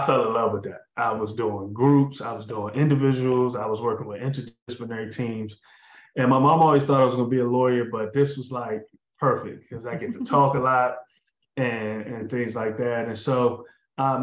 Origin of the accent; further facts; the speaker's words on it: District Heights, Maryland, United States; also born or lived in Washington, D.C.; I grew up split between, the D.C., PG County. I'm from Disher Heights, but my father lived in Northeast, and I went to school in the city, so in Washington, D.C.